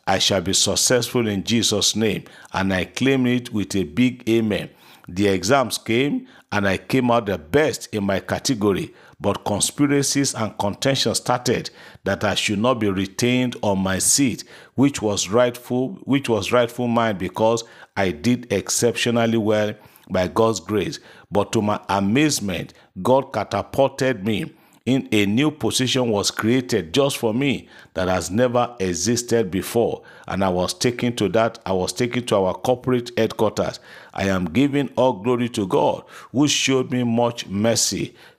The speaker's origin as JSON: {"language": "English", "region": "Abia", "country": "Nigeria", "said": "from Abia State."}